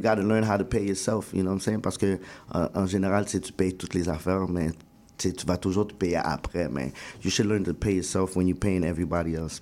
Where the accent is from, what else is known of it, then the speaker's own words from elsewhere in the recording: Montreal, Quebec, Canada; on vient de Rivière-des-Prairies.